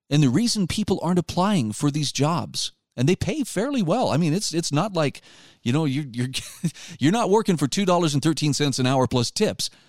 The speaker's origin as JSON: {"language": "English", "region": "Utah", "country": "United States", "said": "my home state of Utah will be considering in the upcoming legislative seven, session"}